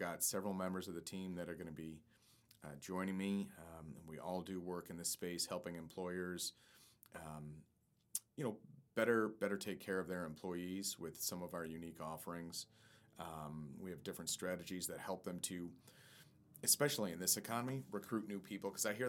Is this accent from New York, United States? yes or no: yes; Lewiston, New York, United States; moved away; my hometown of Lewiston and my home community